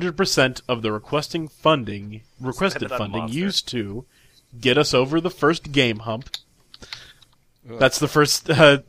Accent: Denver, Colorado, United States; I'm from Denver, Colorado.

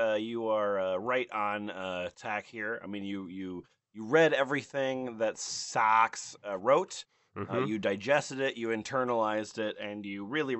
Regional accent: United Kingdom; I'm from the United Kingdom, as you can tell from my accent.

